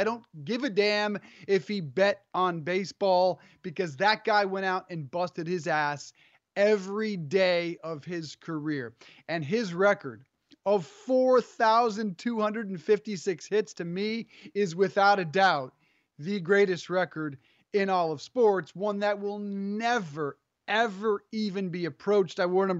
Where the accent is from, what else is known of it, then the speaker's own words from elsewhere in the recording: Colorado, United States; Well, there's no baseball growing up in Colorado. We didn't have a major league team until I was in, you know, until the Rockies came in 93.